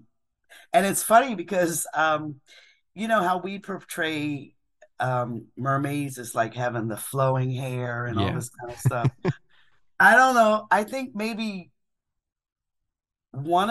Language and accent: English; Philadelphia, Pennsylvania, United States; moved away; I'm from Philadelphia.